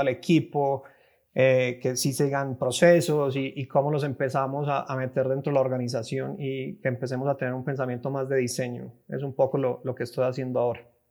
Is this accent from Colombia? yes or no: yes; Medellín, Antioquia, Colombia; moved away as an adult; now in Mexico City, Mexico; estoy ahora en Ciudad de México, llevo viviendo aquí unos cinco años, pero soy colombiano, de, soy de Medellín